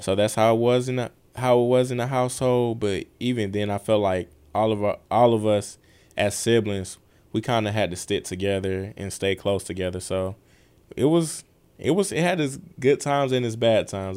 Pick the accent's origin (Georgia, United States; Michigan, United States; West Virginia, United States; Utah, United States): Georgia, United States; Atlanta; I grew up on the west side of Atlanta.